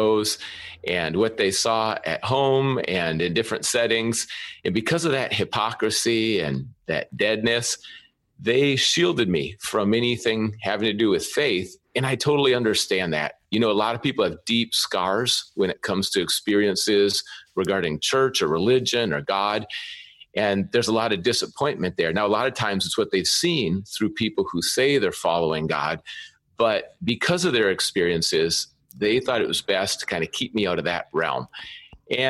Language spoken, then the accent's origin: English; Minnesota, United States; also born or lived in California; now in Seattle, United States; I grew up in Minnesota